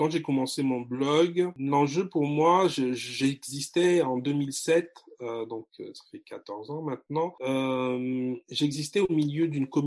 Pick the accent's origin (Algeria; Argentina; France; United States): France; also born or lived in Congo; Je suis né en France, j'ai grandi en France, 15 ans au Congo. J'ai une double culture.